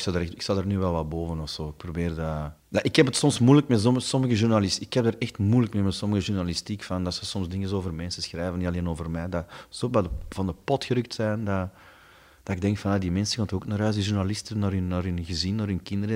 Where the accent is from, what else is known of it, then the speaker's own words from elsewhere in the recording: Stabroek, Flanders, Belgium; er was bij ons in Stabroek hadden ze een, groot warenhuis